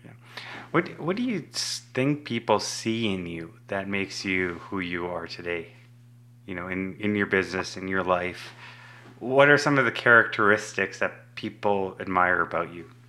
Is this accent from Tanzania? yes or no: yes; Tanzania; moved away; I was born in East Africa in Tanzania